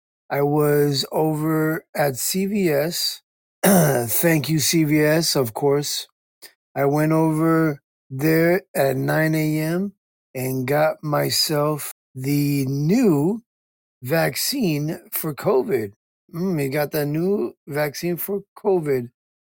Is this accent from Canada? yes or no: yes; Calgary, Alberta, Canada; I'm from Calgary, Alberta, Canada. That's just me.